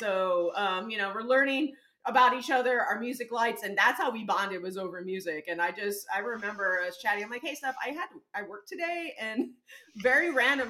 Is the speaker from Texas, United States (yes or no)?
yes; San Antonio, Texas, United States; because I am from San Antonio.